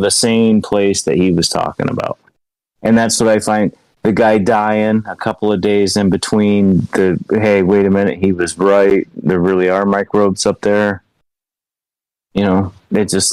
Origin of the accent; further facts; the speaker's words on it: Ohio, United States; moved away; I'm not from here, so my, you know, high school history and state history is bad because I'm really from Ohio